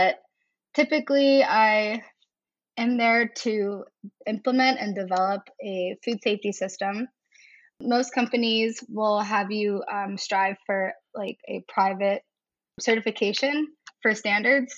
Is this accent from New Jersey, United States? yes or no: no; West Middlesex, Pennsylvania, United States; moved away as an adult; also born or lived in Vermont; now in Hudson, United States; I'm originally from West Middlesex, Pennsylvania. And it's just a small town in Western PA